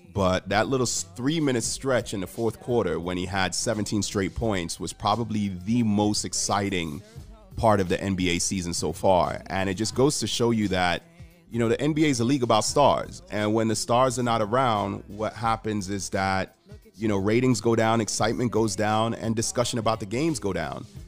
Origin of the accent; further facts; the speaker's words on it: Jamaica; I'm Jamaican, so I, I grew up in a community where I think only one of my friends growing up lived with his dad